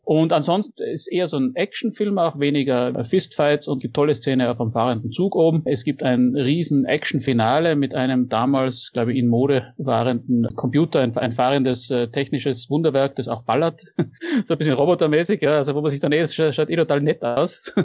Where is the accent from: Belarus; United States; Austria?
Austria; bei uns in Österreich